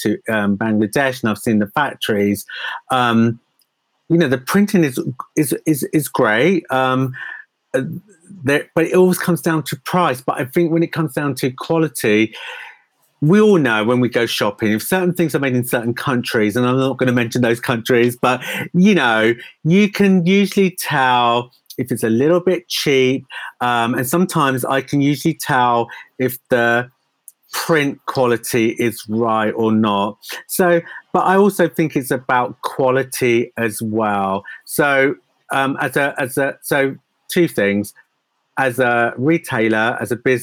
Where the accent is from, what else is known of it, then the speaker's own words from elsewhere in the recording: United Kingdom; also born or lived in New York; being a British designer and being in the UK